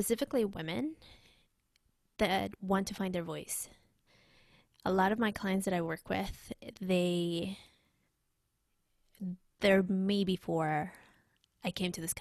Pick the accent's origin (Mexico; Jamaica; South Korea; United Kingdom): Mexico; Mexico City; English is a second language; now in United States; I grew up in Mexico City, and so I mean I love Mexico